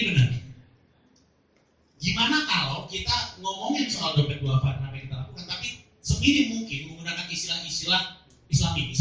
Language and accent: Indonesian; Bandung, West Java, Indonesia; terutama di Bandung yang saya dari Bandung